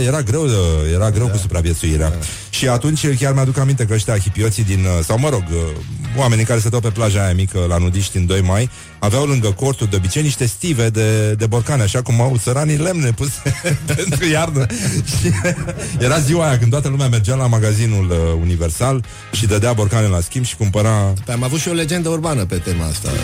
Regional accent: Romania; suntem români

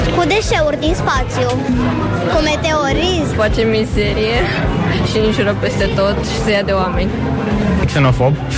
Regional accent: Brăila, Brăila County, Romania; eu sunt chiar din Brăila, chiar din oraș

